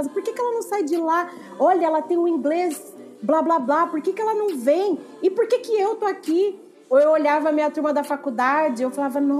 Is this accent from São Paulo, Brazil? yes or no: yes; Ourinhos, São Paulo, Brazil; now in São Paulo, Brazil; Eu sou de Ourinhos, no interior de São Paulo, e cheguei a São Paulo, a cidade de São Paulo, em 2013.